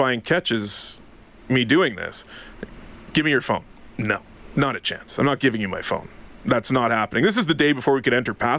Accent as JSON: {"language": "English", "town": "Ottawa", "region": "Ontario", "country": "Canada", "tie": "born or raised there", "said": "Born and raised in Ottawa."}